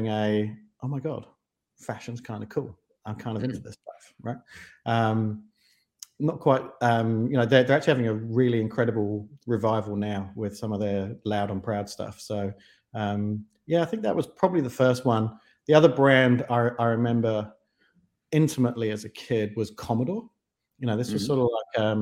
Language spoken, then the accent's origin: English; London, United Kingdom; moved away as an adult; also born or lived in Kent; now in New Zealand; I grew up in the grungier parts of southeast London. So Deptford, Lewisham, Greenwich